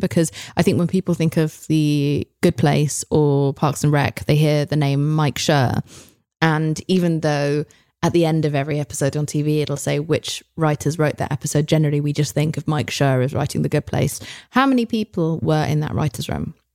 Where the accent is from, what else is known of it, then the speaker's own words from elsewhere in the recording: United Kingdom; now in United States; I come from Britain, which is notorious for having six episode series